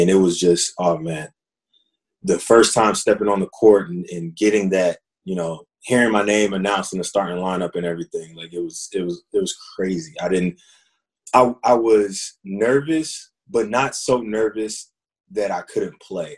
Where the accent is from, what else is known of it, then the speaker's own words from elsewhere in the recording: Fayetteville, North Carolina, United States; growing up, I'm from Fayetteville, North Carolina, and, and growing up in Fayetteville